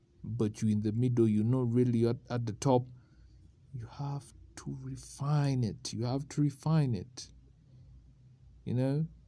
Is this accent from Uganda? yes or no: yes; Uganda; It's because when I was growing up in Uganda, they used to tell us